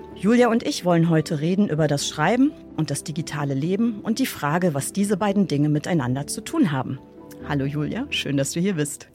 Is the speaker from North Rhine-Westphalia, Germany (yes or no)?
yes; Bonn, North Rhine-Westphalia, Germany; Und ich bin in Godesberg geboren, ich bin da aufgewachsen und bin da zur Schule gegangen